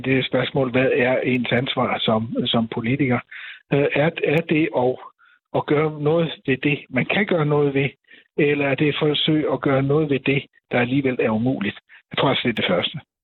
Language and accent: Danish; Denmark